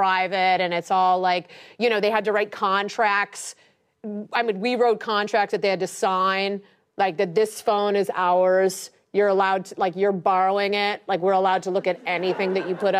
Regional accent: Ohio, United States; moved away; I'm just from Ohio

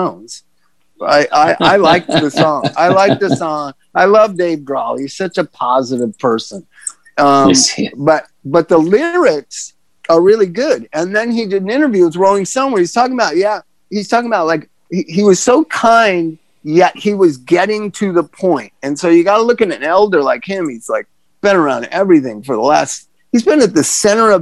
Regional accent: Los Angeles, California, United States; now in Claremont, United States; I was born in Silver Lake

